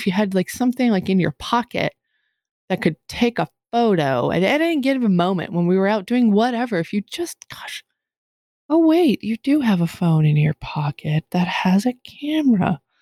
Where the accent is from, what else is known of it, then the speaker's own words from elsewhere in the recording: Massachusetts, United States; moved away; I can tell I'm from Massachusetts when I say use guys